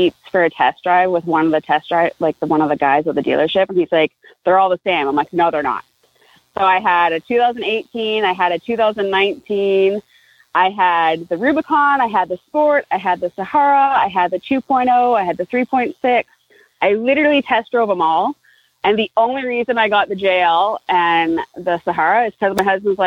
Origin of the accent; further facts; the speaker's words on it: Vancouver, British Columbia, Canada; I'm from Canada. I'm from Vancouver, BC, a little bit outside of BC or outside of Vancouver